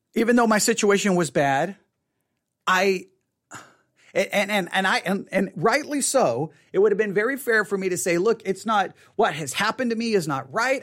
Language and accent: English; Buffalo Gap, Texas, United States; also born or lived in Tuscola, Texas; I grew up in Buffalo Gap